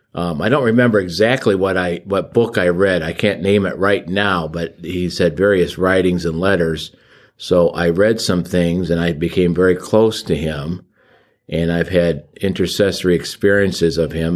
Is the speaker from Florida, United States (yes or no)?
no; Barberton, Ohio, United States; I'm from Saint Augustine Church in Barberton, Ohio. That was my home parish